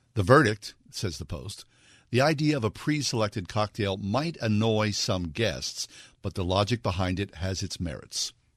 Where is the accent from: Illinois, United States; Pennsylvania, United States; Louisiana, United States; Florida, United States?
Pennsylvania, United States; Swissvale; moved away; also born or lived in New York City; as a young kid growing up in Swissvale